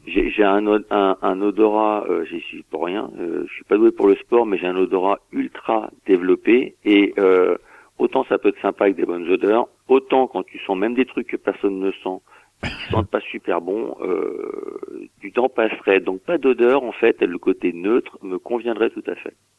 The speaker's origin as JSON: {"language": "French", "town": "Saint-Denis", "region": "Île-de-France", "country": "France", "said": "je viens de Saint-Denis à 93"}